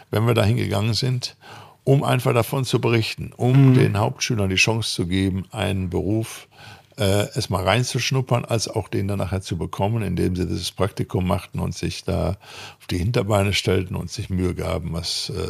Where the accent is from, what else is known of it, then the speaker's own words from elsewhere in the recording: North Rhine-Westphalia, Germany; Erstmal machen, sagt man bei uns im Ruhrpott.